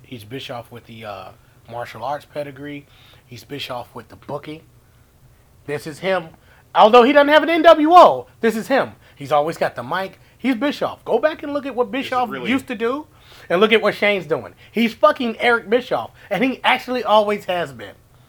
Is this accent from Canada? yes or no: yes; Canada; No, but you're right. I'm Canadian. Just saying.